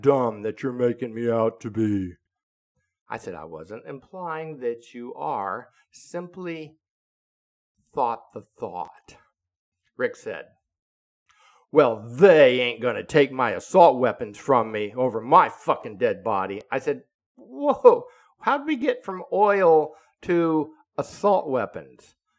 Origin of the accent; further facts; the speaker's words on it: Florida, United States; when I was growing up as a kid in Florida, and I'm born and raised in Florida